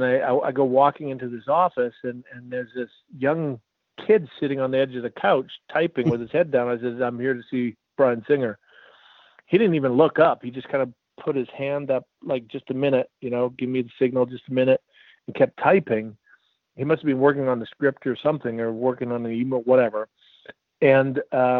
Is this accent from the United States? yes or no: no; Canada; I was a tall, skinny kid with glasses and braces growing up in Canada